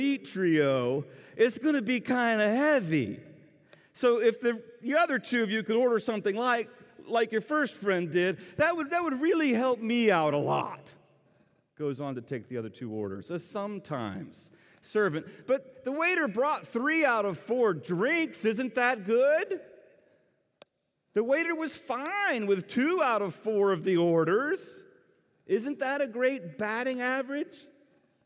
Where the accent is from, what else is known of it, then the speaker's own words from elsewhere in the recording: North Carolina, United States; I'm from North Carolina.